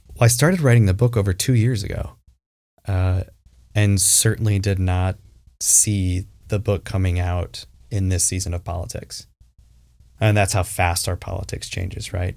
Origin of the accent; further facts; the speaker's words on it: Traverse City, Michigan, United States; I grew up in Traverse City, Michigan, cherry capital of the world